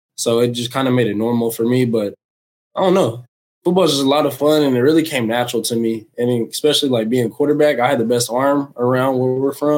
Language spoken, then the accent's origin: English; Okmulgee, Oklahoma, United States; also born or lived in Tulsa, Oklahoma / Michigan; I'm originally from Omogee, Oklahoma. I was born in Tulsa